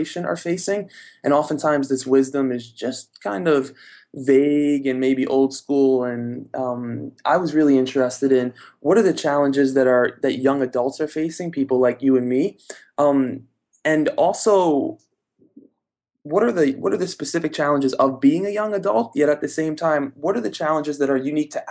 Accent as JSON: {"language": "English", "region": "New York", "country": "United States", "said": "So from New York, I'm from New York."}